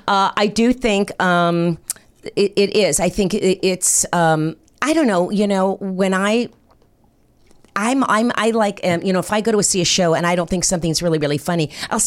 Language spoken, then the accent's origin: English; North Miami Beach, Florida, United States; also born or lived in New Jersey; I grew up in Miami, Florida.